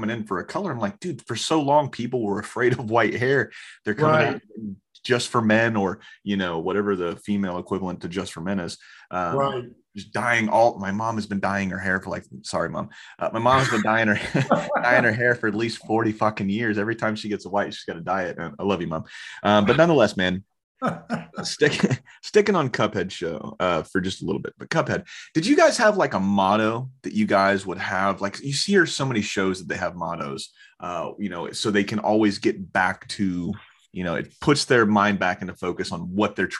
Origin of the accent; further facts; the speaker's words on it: Orlando, Florida, United States; I grew up in Orlando